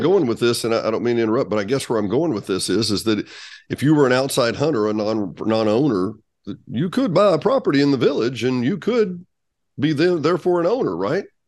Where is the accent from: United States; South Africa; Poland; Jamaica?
United States; South Arkansas; I grew up in South Arkansas